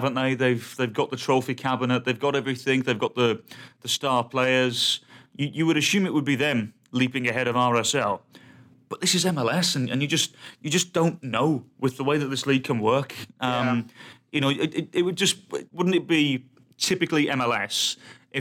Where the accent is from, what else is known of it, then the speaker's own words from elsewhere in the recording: England, United Kingdom; me being English